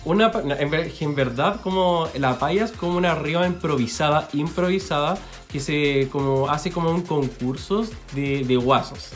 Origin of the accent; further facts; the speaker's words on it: Chile; somos chilenos.